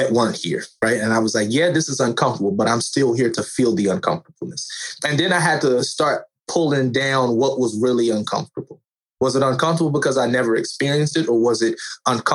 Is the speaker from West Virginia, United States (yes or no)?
yes; West Virginia, United States; Born and raised in West Virginia, that's where I currently reside